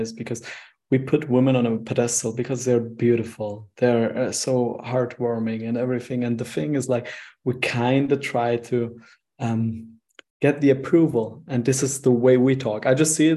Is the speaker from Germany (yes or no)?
no; Switzerland; I'm from Switzerland, and the thing is, I'm a Turkish guy